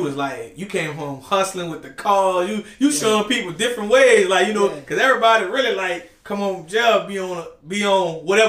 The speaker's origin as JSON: {"language": "English", "town": "New Orleans", "region": "Louisiana", "country": "United States", "tie": "born or raised there", "said": "Okay, you know, I love to interview people from Algiers. Yeah. Because, you know, that's my birth certificate."}